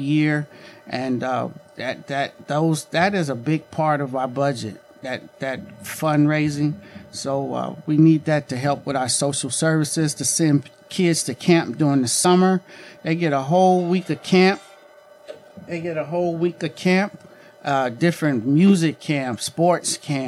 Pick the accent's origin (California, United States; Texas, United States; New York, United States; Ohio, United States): Ohio, United States; Mount Healthy; moved away as an adult; also born or lived in Barberton, Ohio / Akron, Ohio; now in McKeesport, United States; I grew up in the Springfield Township area, better known as Mount Healthy